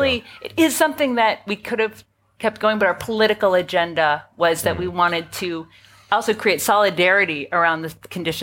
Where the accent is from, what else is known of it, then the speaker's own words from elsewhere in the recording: Canada; now in New York, United States; I live in New York, so I'll speak. I would say we have an oligarchy, not a democracy. But yeah, I'm Canadian American